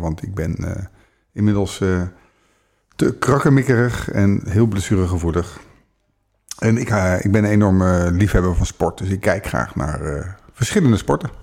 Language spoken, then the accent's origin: Dutch; The Hague, South Holland, Netherlands; ik ben ook geboren in Den Haag. Dus wat dat betreft voelt het oh. als thuis